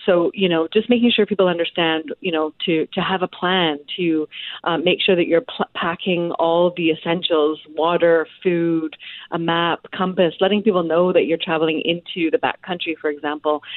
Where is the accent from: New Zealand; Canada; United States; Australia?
Canada; also born or lived in British Columbia; as a Canadian